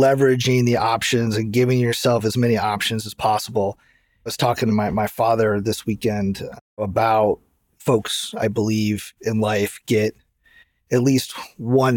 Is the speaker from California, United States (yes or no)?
yes; Santa Clara, California, United States; also born or lived in East Lansing, Michigan; I grew up in Santa Clara